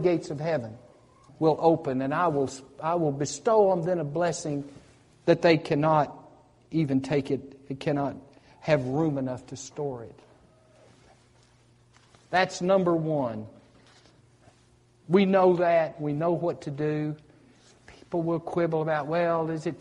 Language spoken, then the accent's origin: English; United States; I grew up on the Tennessee River